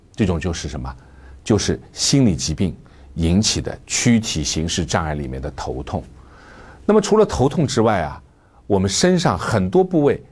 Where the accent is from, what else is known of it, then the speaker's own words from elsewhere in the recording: China; 作为中国人